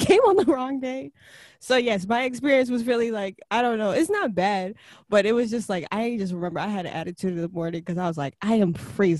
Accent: New York, United States; To Philly, been to Philly one time because I grew up in New York.

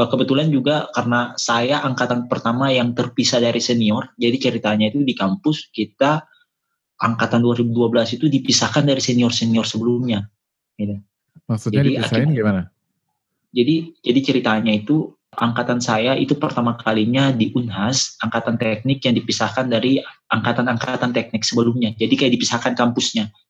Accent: Ambon, Maluku, Indonesia; moved away as an adult; now in Makassar, Indonesia; karena sekarang sekarang kan saya stay-nya di Makassar tapi saya itu sebenarnya bukan asli Makassar, saya tulen dari Ambon Maluku.

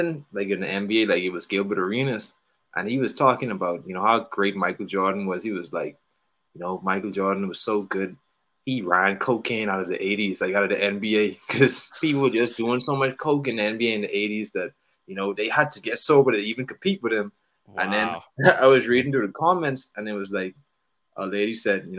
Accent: Bahamas; I'm from the Bahamas

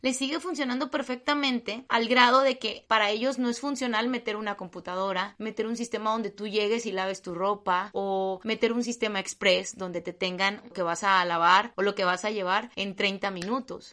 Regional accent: Mexico; hablo de México porque es en el país en el que vivo

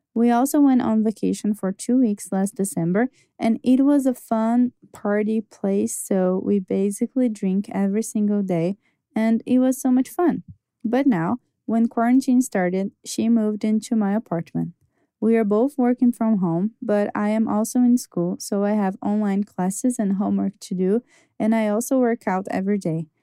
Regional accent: Brazil; I'm from Brazil

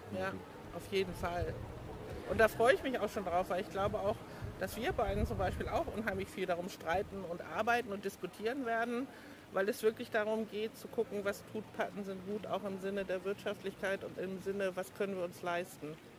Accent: Hamburg, Germany; moved away as an adult; also born or lived in Hanover; now in Koldingen, Germany; ich bin Hamburgerin, in Hamburg aufgewachsen, groß geworden

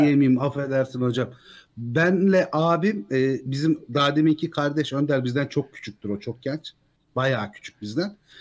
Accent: Ankara, Turkey; moved away as an adult; now in Antalya, Turkey; Ankaralıyım ben

